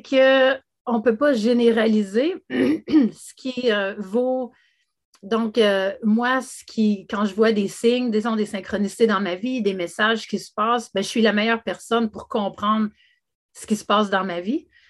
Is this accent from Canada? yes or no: yes; Canada; je suis canadienne de naissance